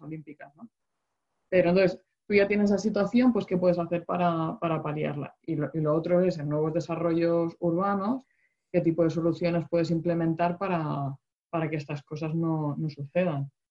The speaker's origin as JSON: {"language": "Spanish", "region": "Region of Murcia", "country": "Spain", "said": "yo soy de Murcia"}